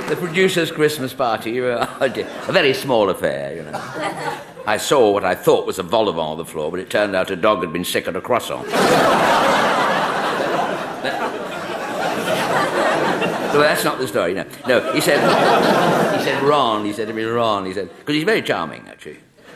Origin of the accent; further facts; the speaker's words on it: Scotland, United Kingdom; I'm a Scot